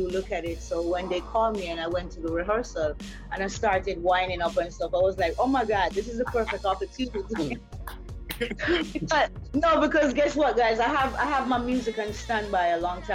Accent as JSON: {"language": "English", "country": "Jamaica", "said": "I'm from Jamaica"}